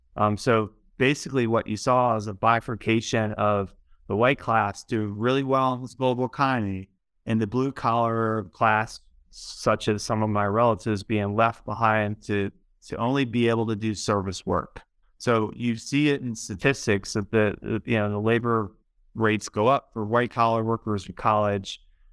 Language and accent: English; Baltimore, Maryland, United States; Like I mentioned, I grew up in Baltimore, and you know, I lived there for a long time and just a part of that urban, you know, play.